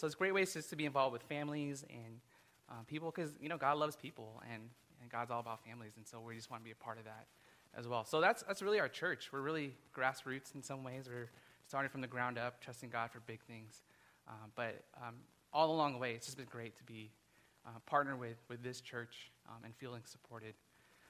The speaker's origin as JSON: {"language": "English", "town": "Burbank", "region": "California", "country": "United States", "tie": "born or raised there", "also_born_or_lived": "Tucson, Arizona", "moved": "as an adult", "said": "I'm actually from Burbank originally. I was born and raised here in Burbank"}